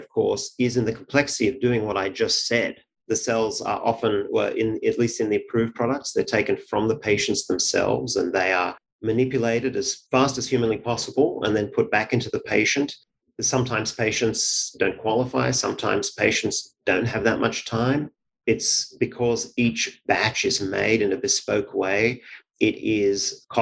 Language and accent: English; Sydney, New South Wales, Australia; moved away as an adult; now in Cambridge, United States; I grew up in Sydney, Australia